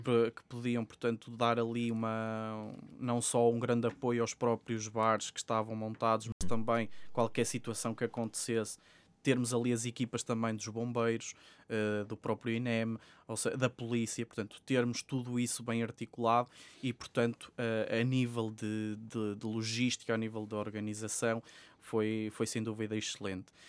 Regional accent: Sabrosa, Norte, Portugal; moved away as an adult; now in Porto, Portugal; eu estive a frequentar eh, o ensino secundário numa escola em, Trás-os-Montes, que é, que é de onde eu sou natural, de, em Sabrosa, Vila Real

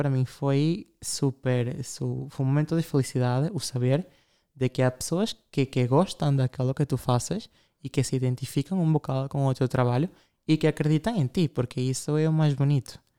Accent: Ukraine; Nós comemos comida, nem sei dizer, sou da Ucrânia, sim, nós celebramos a Páscoa ortodoxa, são pratos russos.

